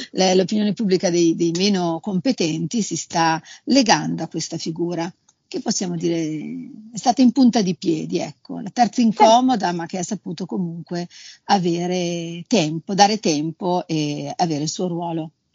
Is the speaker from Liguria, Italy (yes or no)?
yes; Liguria, Italy; io sono Ligure